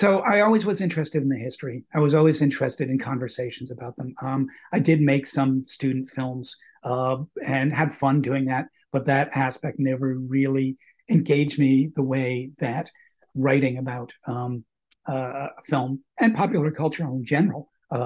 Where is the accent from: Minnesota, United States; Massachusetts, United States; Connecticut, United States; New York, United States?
Massachusetts, United States; Boston; I was also lucky to be growing up in Boston at a time when the Revival movie house boom was going on